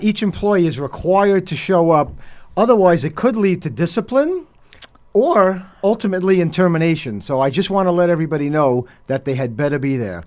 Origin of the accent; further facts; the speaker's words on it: Hoboken, New Jersey, United States; now in Weehawken, United States; I grew up in Hoboken, so I mean, mm-hmm. I live in mm-hmm. Weehawken now, but I'm a Hoboken guy